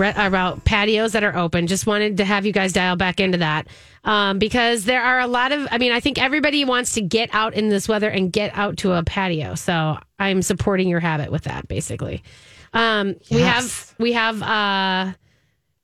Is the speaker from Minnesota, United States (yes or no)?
yes; Minnesota, United States; I'm a Minnesotan